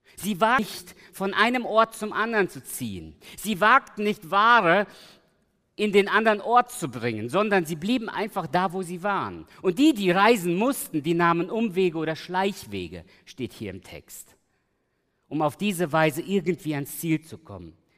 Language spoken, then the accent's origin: German; Germany; also born or lived in Giessen / Los Angeles; ich bin hier in der Großstadt aufgewachsen, meine Eltern kamen 76, 1976 nach Deutschland und ich lebe eigentlich seit damals in der Großstadt.